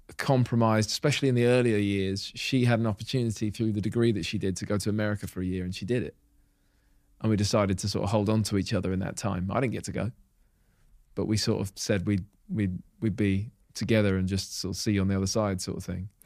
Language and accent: English; Hitchin, East of England, United Kingdom; moved away as an adult; living away from Hitchin, my hometown